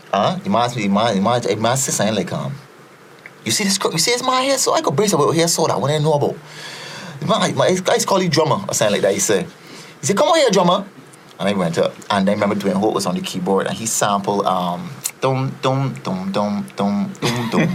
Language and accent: English; Barbados; born or raised there; also born or lived in Trinidad and Tobago